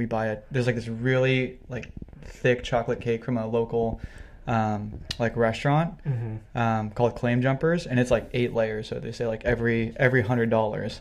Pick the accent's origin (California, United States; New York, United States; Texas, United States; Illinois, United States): California, United States; Pleasanton; also born or lived in San Jose, California; I grew up in Pleasanton, so like East Bay area, but now I live in like San Jose area